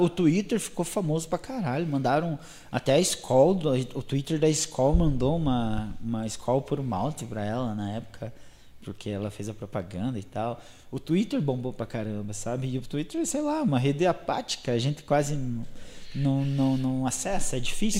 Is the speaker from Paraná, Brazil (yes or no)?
yes; Guarapuava, Paraná, Brazil